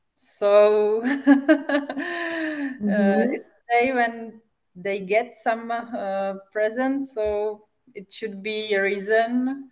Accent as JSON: {"language": "English", "country": "Czechia", "first_language": "Czech", "second_language": "English", "said": "From the Czech Republic."}